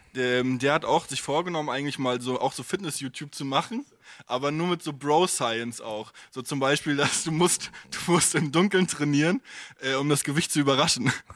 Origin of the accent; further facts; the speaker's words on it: Stralsund, Mecklenburg-Vorpommern, Germany; now in Berlin, Germany; bei mir äh, in, in Stralsund